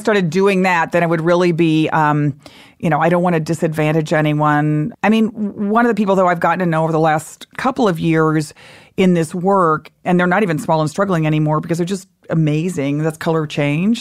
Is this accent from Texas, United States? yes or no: yes; Texas, United States; moved away; I grew up in Texas, lived there a lot of my life